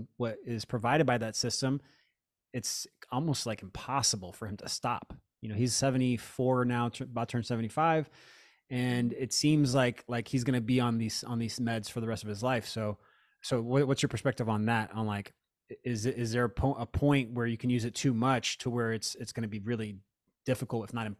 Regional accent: Florida, United States; I grew up in Florida and they would call them like pain farm or pill farms.

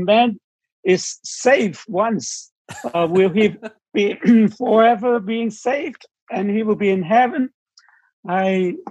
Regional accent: Hong Kong; I'm from Hong Kong

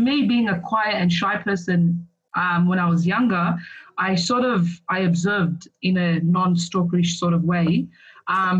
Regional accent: Sydney, New South Wales, Australia; I grew up in Punchbowl. I went to school in Punchbowl.

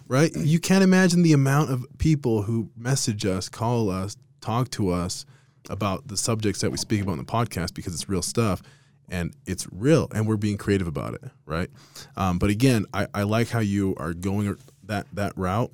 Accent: Las Vegas, Nevada, United States; now in Utah, United States; I'm from Vegas originally

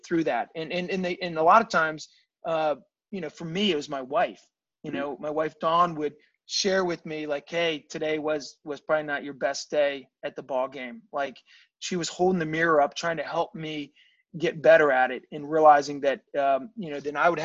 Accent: Virginia, United States; I grew up in Virginia, and my parents were from Baltimore

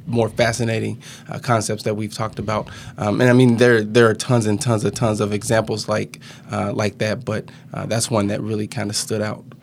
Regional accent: Mounds, Illinois, United States; moved away; also born or lived in Wisconsin; I grew up in Southern Illinois, um, small town called Mounds, Illinois

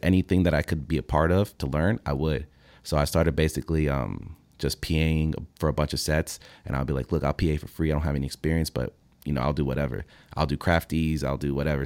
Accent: Fort Lauderdale, Florida, United States; also born or lived in Venezuela; I was raised in Fort Lauderdale.

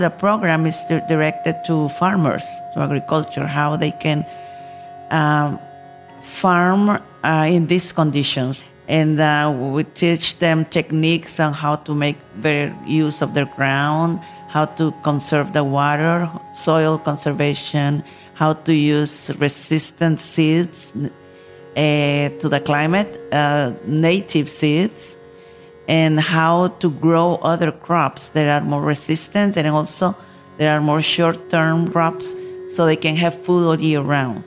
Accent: Nicaragua; I come from Nicaragua, country in Central America

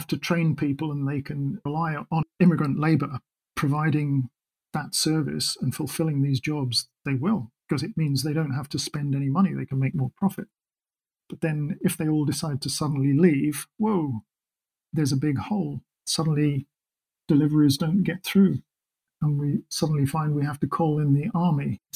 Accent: England, United Kingdom; moved away as an adult; now in Scotland, United Kingdom; I was born and brought up in England. I've lived in Scotland for more than half my life

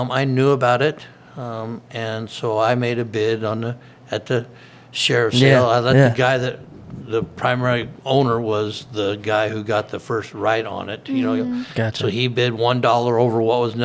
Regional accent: Vale, Oregon, United States; also born or lived in Eagle Point, Oregon / Bonanza, Oregon / Yuma, Arizona; I was raised in Vail

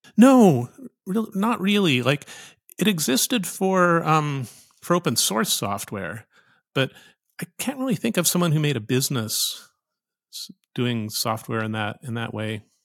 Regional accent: Saskatoon, Saskatchewan, Canada; moved away; I grew up in Saskatoon, Saskatchewan, north of North Dakota

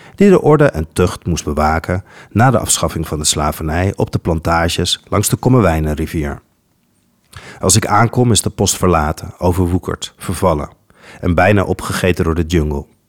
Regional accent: Netherlands; Als kind ben ik namelijk grootgebracht met het Nederlands perspectief op de Gouden Eeuw

